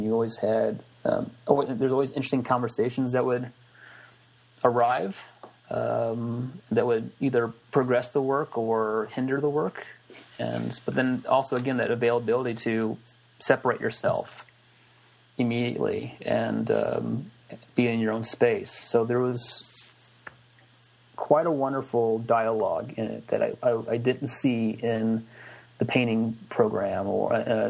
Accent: Midwest, United States; the color palette that I grew up around in the Midwest is it's kind of minimal to in the farmlands.

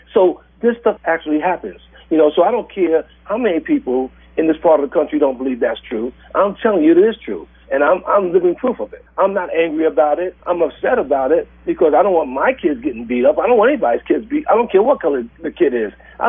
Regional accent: New York, United States; now in Redmond, United States; when I was growing up in New York

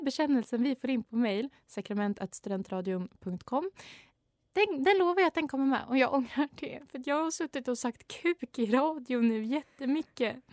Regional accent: Sweden; jag är ju så svensk

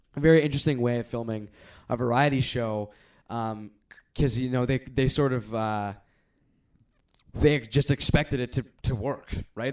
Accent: Canada; as a Canadian viewer

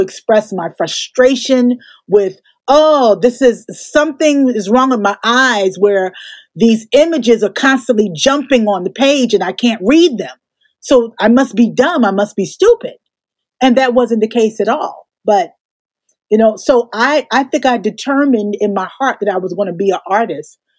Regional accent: Newark, New Jersey, United States; I grew up in Newark, New Jersey. So I'm a brick city girl

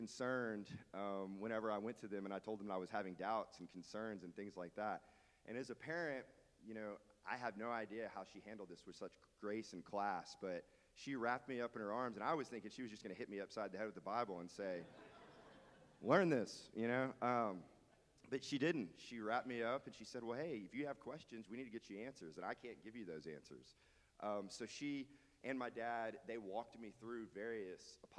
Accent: Dallas, Texas, United States; now in Beaumont, United States; So I grew up in Dallas, Texas. I got to Beaumont as fast as I could

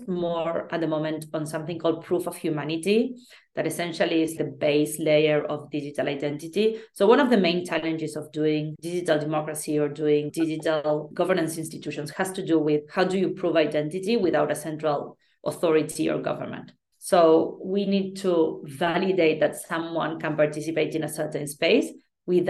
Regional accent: Argentina; I come from Argentina

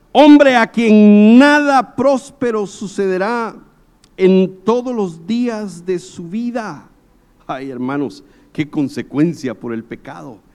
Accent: Guatemala; moved away as an adult; also born or lived in South America; Cuando yo salí de Guatemala para ir a Sudamérica

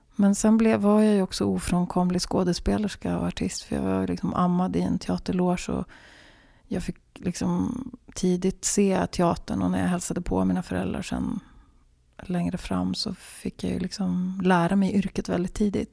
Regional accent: Sweden; also born or lived in Finland (born) / Gävle area forests; Jag betraktar mig som svensk, men jag betraktar mig framförallt som, vilket jag enligt passet är, och det är jag ju de facto, helsvensk på alla sätt och vis

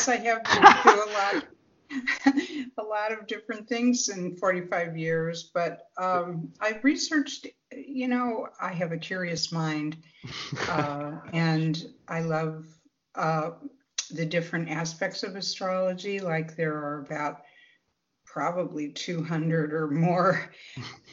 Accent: Midwest, United States; growing up in the Midwest

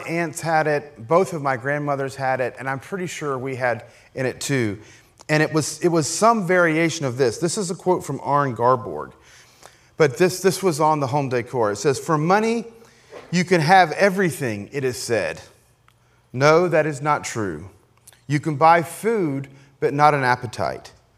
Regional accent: Appalachia, United States; I grew up, you know, as you know, as an Appalachian American, ki-, kind of in the hills

